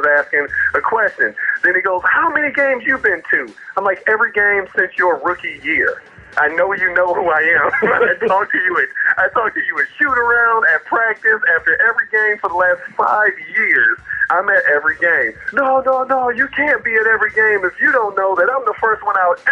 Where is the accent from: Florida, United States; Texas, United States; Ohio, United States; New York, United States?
Ohio, United States; Cleveland; I'm from Cleveland